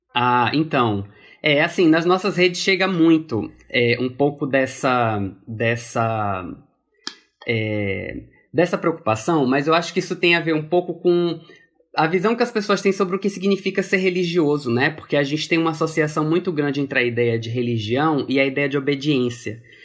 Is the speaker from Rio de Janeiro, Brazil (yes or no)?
no; Piauí, Brazil; Fui para Piauí aos quatro anos de idade, quando meus pais se casaram